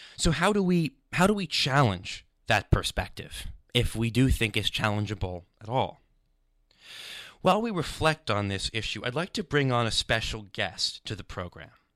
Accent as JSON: {"language": "English", "region": "New York", "country": "United States", "tie": "born or raised there", "moved": "yes", "lives_now": "London, United Kingdom", "said": "I ran this show for a few years on a radio station, W C W P, in my hometown in New York."}